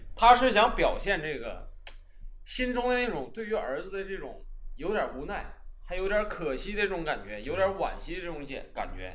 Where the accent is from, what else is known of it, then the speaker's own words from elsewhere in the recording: Northeast China, China; 咱们东北这边弥漫的那种稍微有点黄